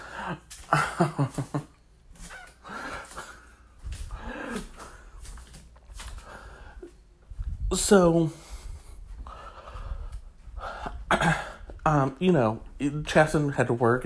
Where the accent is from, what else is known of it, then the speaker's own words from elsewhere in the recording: Michigan, United States; I'm from Michigan myself, we come from two very different towns